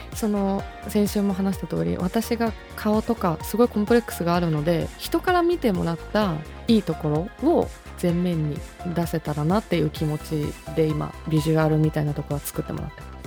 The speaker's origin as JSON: {"language": "Japanese", "region": "Nagano", "country": "Japan", "tie": "born or raised there", "also_born_or_lived": "Kagawa", "moved": "as an adult", "lives_now": "Tokyo, Japan", "said": "私地元長野なので"}